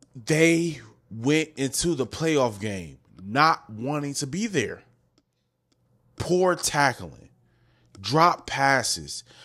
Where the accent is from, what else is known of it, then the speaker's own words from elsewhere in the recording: Wisconsin, United States; I'm from Wisconsin